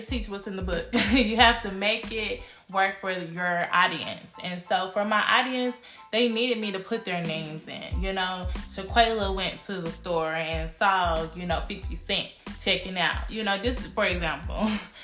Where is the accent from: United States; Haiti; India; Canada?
United States; Cedar Hill, Texas; I was born and raised in Cedar Hill, Texas